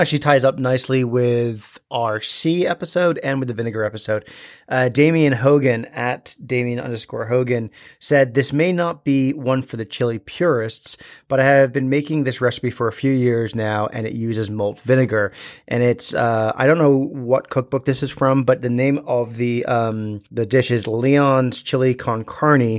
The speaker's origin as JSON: {"language": "English", "region": "Scotland", "country": "United Kingdom", "said": "as bonny sons of the thistle-covered highlands that we are, we are Scottish"}